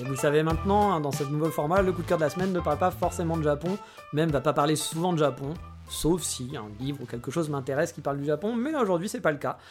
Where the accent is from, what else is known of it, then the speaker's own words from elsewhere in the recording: France; moved away; also born or lived in Japan; on est français